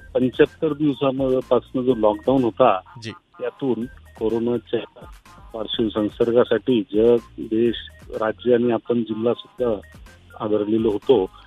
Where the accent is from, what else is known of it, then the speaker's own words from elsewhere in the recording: Aurangabad, Maharashtra, India; तुम्ही आम्ही ह्याच शहरातले आहोत लहान जे मोठे झालो